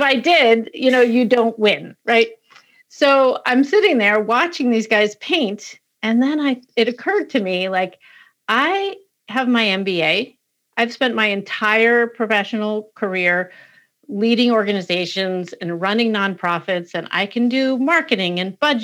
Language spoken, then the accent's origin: English; Western Massachusetts, United States; I grew up in Western Mass.